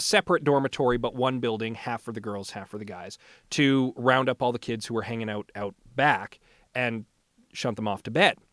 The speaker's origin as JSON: {"language": "English", "town": "St. Albert", "region": "Alberta", "country": "Canada", "tie": "born or raised there", "said": "I was raised in St. Albert, so I'm fairly familiar with the uh, with the neighborhood"}